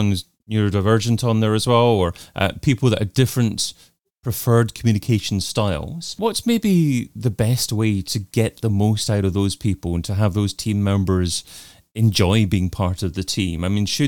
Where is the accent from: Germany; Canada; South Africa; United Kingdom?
United Kingdom; I'm natively British